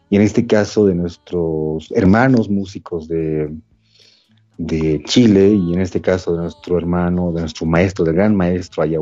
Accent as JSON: {"language": "Spanish", "country": "Bolivia", "said": "ha permeado las fronteras bolivianas, o sea, no somos bolivianos centristas en ese sentido."}